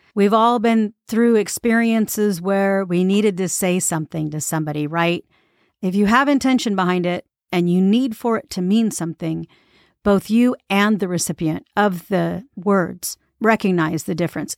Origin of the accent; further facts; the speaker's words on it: United States; as American